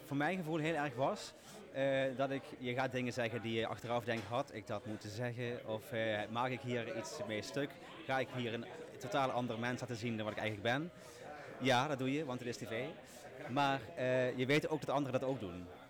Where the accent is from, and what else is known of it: Limburg, Netherlands; accent: Limburg